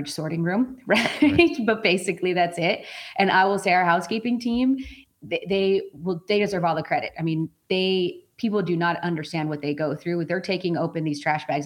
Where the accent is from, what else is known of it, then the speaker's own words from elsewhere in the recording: Colorado, United States; moved away as an adult; also born or lived in British Columbia; now in Seattle, United States; I was born and raised in Colorado.